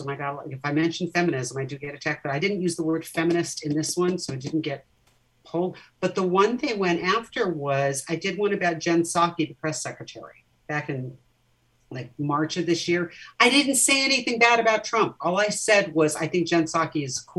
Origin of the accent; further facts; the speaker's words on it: Orange County, California, United States; I grew up in Orange County, California.